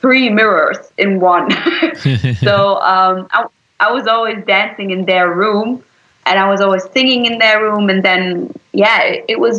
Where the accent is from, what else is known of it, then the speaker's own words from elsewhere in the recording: Berlin, Germany; I was born in Berlin, so I am completely German.